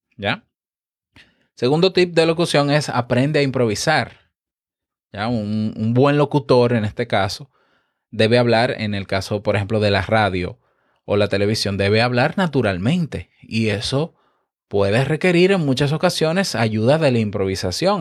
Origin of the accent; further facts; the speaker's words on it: Dominican Republic; muy bonito para mí que soy dominicano